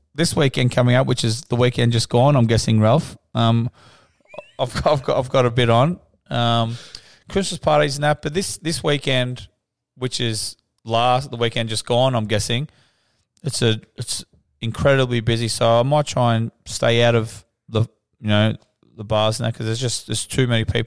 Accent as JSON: {"language": "English", "country": "Australia", "said": "We're about as Australian as it's going to get over there"}